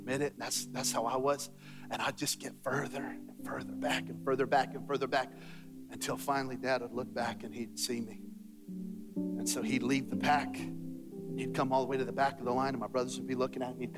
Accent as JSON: {"language": "English", "town": "Belen", "region": "New Mexico", "country": "United States", "tie": "born or raised there", "said": "I was born and raised in Belen, New Mexico"}